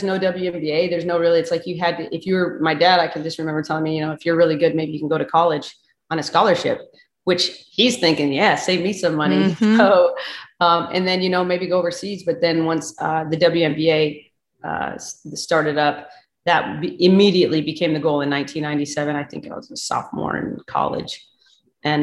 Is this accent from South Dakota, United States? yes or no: yes; South Dakota, United States; I'm from South Dakota